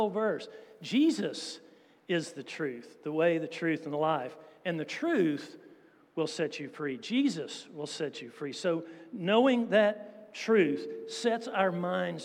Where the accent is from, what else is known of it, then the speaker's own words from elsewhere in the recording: United States; being American